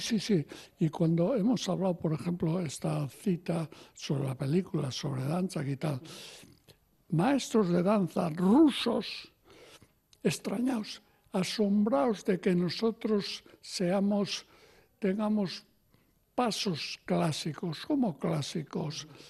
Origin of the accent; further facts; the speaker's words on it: Pamplona, Navarre, Spain; yo nací en Iruña